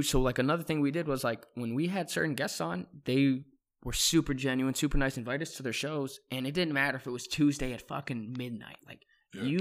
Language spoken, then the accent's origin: English; Cleveland, Ohio, United States; I'm from Clee. I'm from Cleveland.